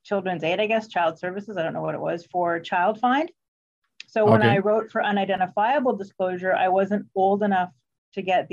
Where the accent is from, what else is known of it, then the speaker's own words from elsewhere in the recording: Ottawa, Ontario, Canada; I grew up in Ottawa East.